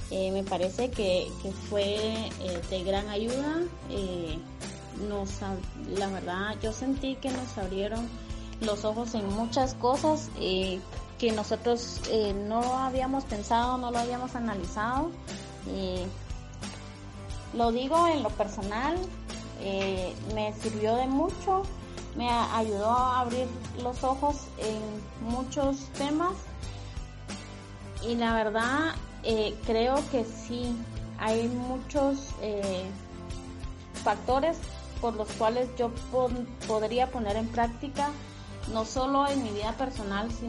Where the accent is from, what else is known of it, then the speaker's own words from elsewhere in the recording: Guatemala; eh, soy de Guatemala